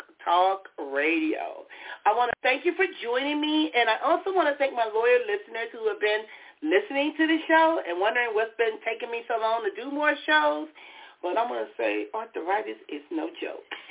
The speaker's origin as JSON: {"language": "English", "town": "Compton", "region": "California", "country": "United States", "tie": "born or raised there", "said": "growing up in Compton, there are things that happened in my life"}